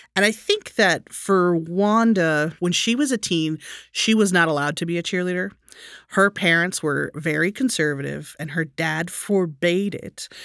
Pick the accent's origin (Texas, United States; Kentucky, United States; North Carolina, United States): Texas, United States; I grew up in Texas